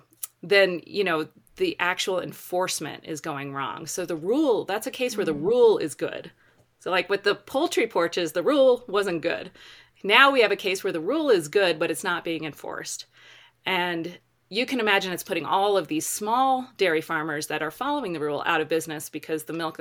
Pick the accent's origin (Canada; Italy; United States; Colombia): United States; Colorado; they're in my home state of Colorado on the Front Range.